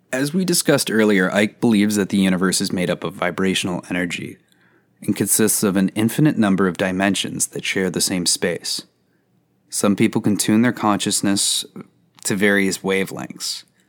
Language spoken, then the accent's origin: English; Canada; Canada, my home country